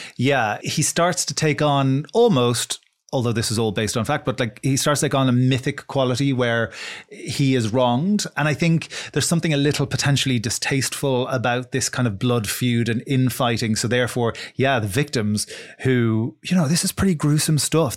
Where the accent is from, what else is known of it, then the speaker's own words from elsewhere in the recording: Ireland; we study Irish in, in school from the time we're about five until we're seventeen